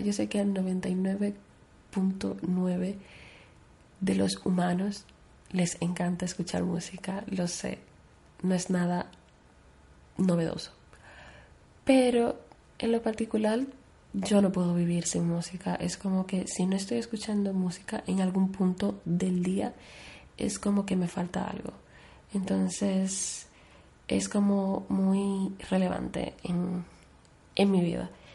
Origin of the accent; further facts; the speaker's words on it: Dominican Republic; moved away; also born or lived in Spain; aparte de mi país natal, que es República Dominicana, pues, como ya he dicho, yo tengo doble nacionalidad, por lo que yo he vivido una gran parte de mi vida en España